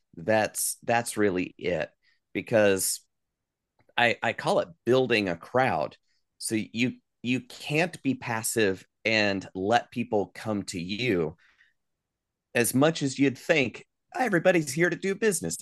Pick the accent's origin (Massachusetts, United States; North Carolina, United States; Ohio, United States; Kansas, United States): North Carolina, United States; Asheville; I grew up here in Asheville, North Carolina, before going off on the road for twenty years and moving back where I live now.